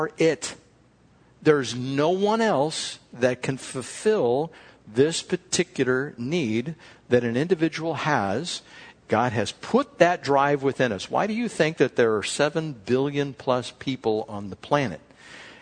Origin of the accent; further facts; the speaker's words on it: California, United States; We're from California